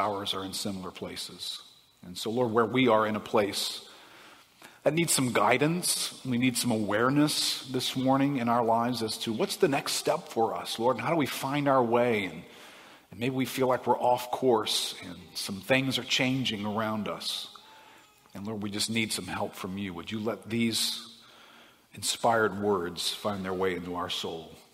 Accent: United States; growing up in America

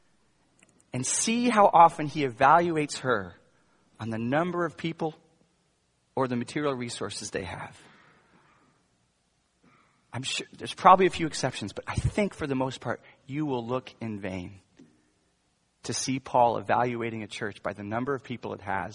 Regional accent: United States; an American pastor

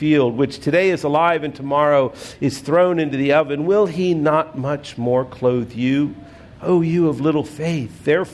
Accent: United States; we are citizens of the United States

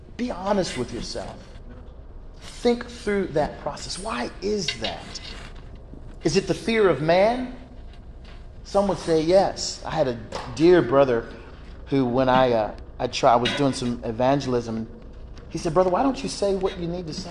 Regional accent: Georgia, United States; my home state of Georgia

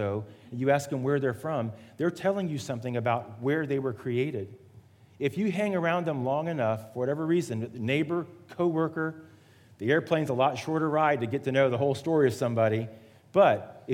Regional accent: Miami, Florida, United States; moved away; also born or lived in Atlanta, Georgia / Charleston; I was born in Miami, Florida, the geographic South

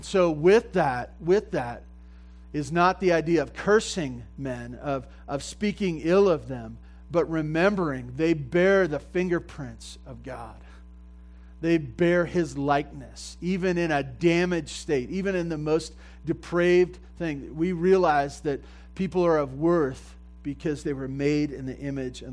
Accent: Santa Barbara, California, United States; I grew up in Santa Barbara on 2 acres, you know, with goats and stuff like

